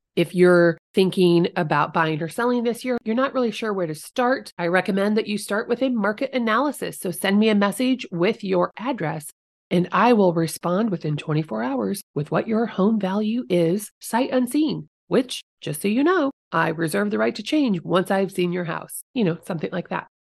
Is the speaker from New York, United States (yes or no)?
no; Guthrie Center, Iowa, United States; my hometown, little tiny Guthrie Center.